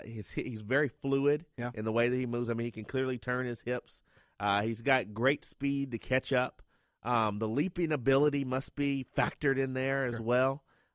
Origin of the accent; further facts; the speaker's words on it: Kentucky, United States; moved away; I'm from Kentucky.